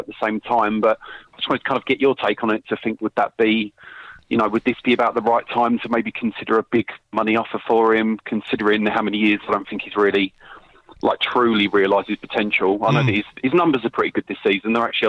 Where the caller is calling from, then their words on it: London, United Kingdom; I'm calling from London.